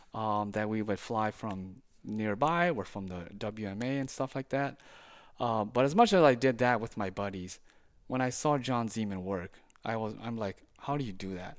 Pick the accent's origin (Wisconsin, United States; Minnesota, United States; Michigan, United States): Minnesota, United States; Saint Paul; moved away as an adult; now in St. Francis, United States; I was born and raised in Saint Paul, uh, for much of my life